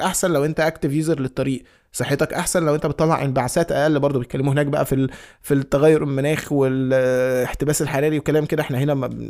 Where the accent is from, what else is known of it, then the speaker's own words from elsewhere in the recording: Egypt; انا مصري